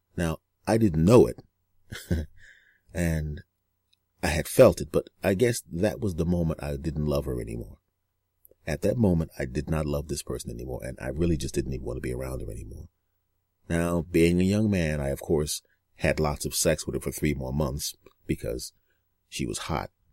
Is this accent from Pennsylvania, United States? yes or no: yes; Philadelphia, Pennsylvania, United States; I was in Philadelphia, my hometown at the time.